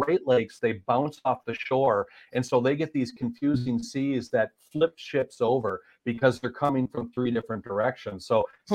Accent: Marquette, Michigan, United States; I grew up in Marquette, so that's literally you know within 70 miles of where the Edmund Fitzgerald went down.

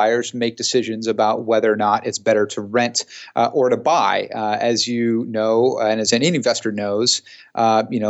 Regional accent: San Jose, California, United States; also born or lived in Australia; my hometown of San Jose

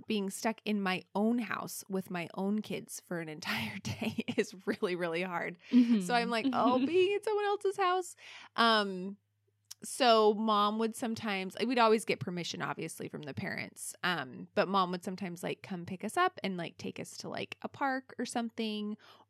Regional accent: Alaska, United States; We grew up in Alaska

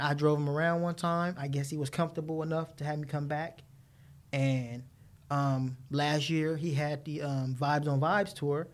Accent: Los Angeles, California, United States; growing up in the inner city

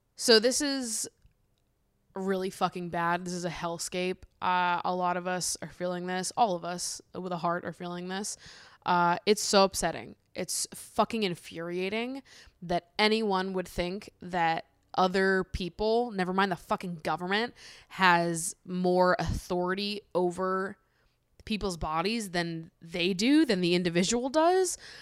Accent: Massachusetts, United States; now in New York, United States; I grew up in Massachusetts

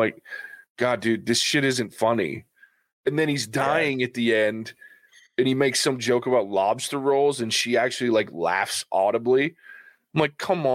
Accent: the South, United States; I am from the South

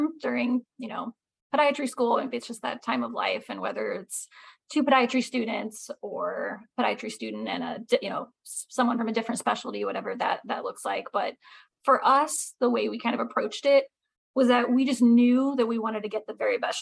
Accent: Indiana, United States; moved away as an adult; also born or lived in Pittsburgh, Pennsylvania; now in East Tennessee, United States; I'm from Indiana

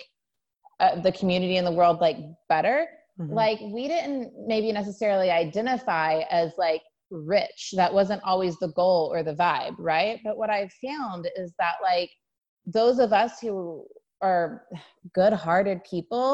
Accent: Sand Springs, Oklahoma, United States; I'm from Sand Springs, Oklahoma, a little town outside Tulsa, lower middle class family

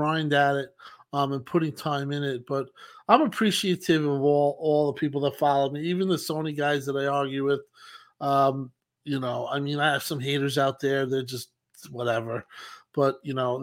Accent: Long Island, New York, United States; I'm from Long Island

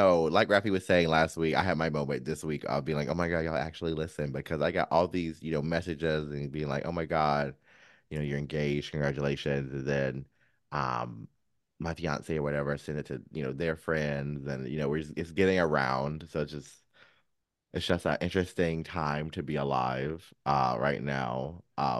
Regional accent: North Carolina, United States; Now, I came from North Carolina

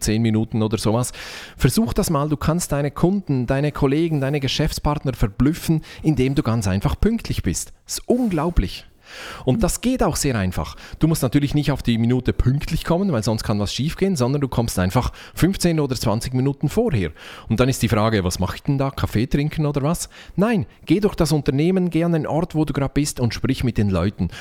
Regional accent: Switzerland; Ich bin Schweizer

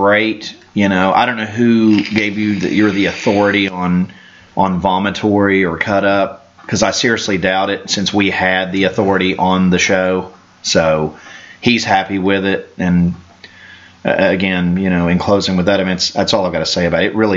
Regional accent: Canada; I'm Canadian. I also live in North America

